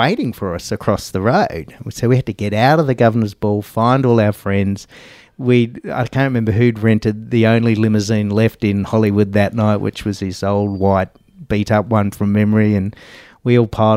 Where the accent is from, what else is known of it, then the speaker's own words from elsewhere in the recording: Australia; I was from Australia